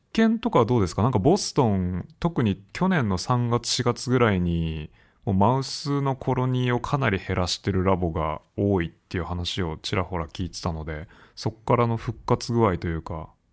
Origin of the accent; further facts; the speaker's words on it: Japan; moved away; 自分の母国にいない